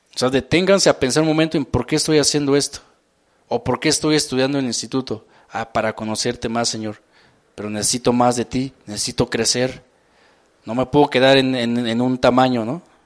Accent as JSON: {"language": "Spanish", "region": "Mexico City", "country": "Mexico", "said": "acelere que tenemos como, como mexicanos, como defeños"}